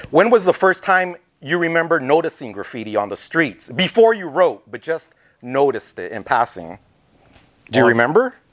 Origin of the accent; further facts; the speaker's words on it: Los Angeles, California, United States; also born or lived in Texas; I was born in East LA.